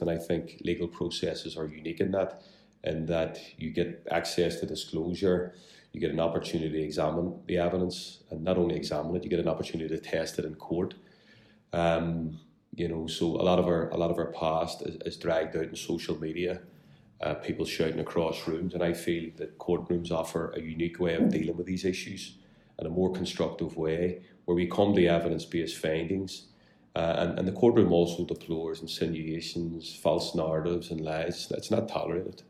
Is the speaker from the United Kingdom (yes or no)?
yes; Belfast, Northern Ireland, United Kingdom; I'm very proud to be from West Belfast. I grew up here, uh, born and bred